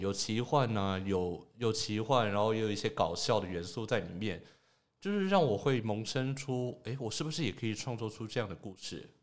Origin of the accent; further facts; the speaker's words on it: Taoyuan, Taiwan; also born or lived in Taipei; 但是我都是从桃园过去的